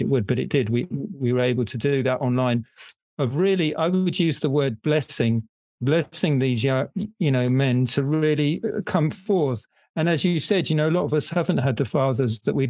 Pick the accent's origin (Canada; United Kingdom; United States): United Kingdom; England; now in Netherlands; I'm English, I live in the Netherlands